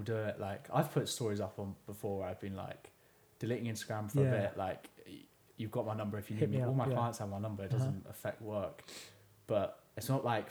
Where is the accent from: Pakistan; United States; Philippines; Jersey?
Jersey; we're from Jersey, you have all these random people you don't actually know, but who also live in Jersey